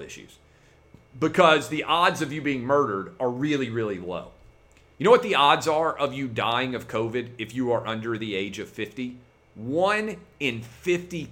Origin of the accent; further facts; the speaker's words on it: Nashville, Tennessee, United States; my hometown of Nashville, Tennessee